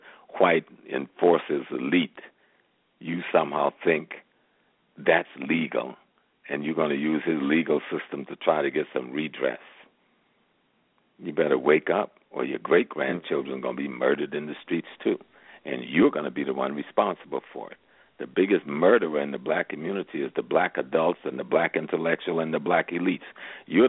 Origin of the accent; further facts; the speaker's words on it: Georgetown, South Carolina, United States; I'm from South Carolina, so that's close to home. I'm a Geechee boy.